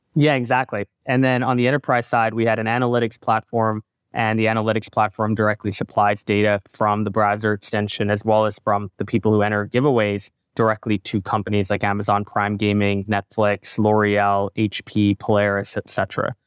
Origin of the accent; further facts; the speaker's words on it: Canada; also born or lived in Singapore / Calgary, Canada; now in Toronto, Canada; when I was born in Singapore, I lived there till I was eight. I went to a lot of Grand Prix growing up with my father, Singaporean Grand Prix, Malaysian Grand Prix. Um, when I moved to Canada